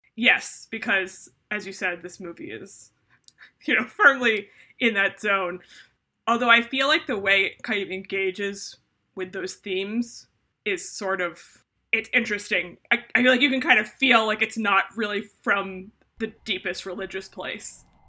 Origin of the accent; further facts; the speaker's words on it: Northeast, United States; the Northeast where I'm from in America